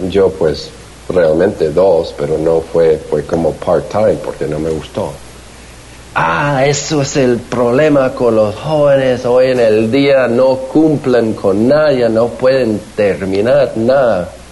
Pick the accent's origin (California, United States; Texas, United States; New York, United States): California, United States; Glendora; also born or lived in Bogotá, Colombia; nací en Bogotá, pero crecí en, en Los Ángeles